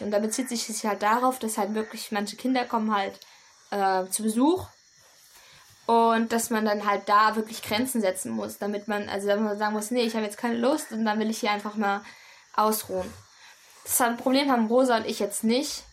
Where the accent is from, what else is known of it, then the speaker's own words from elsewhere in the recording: Germany; now in Kanambu, Ecuador; ich bin ja. eine Deutsche, ich komme aus Europa